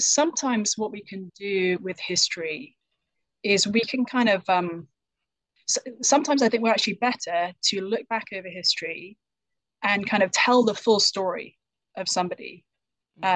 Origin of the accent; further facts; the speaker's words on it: United Kingdom; accent: British; now in United States; I'm from the UK, as people might be able to tell from my accent